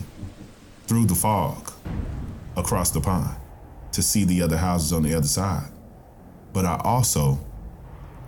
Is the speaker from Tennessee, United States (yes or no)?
yes; Tennessee, United States; my home state of Tennessee